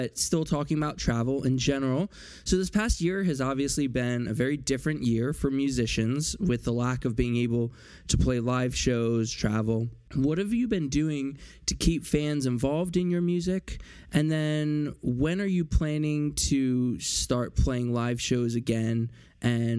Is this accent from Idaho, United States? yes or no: no; Philadelphia, Pennsylvania, United States; I am from Philly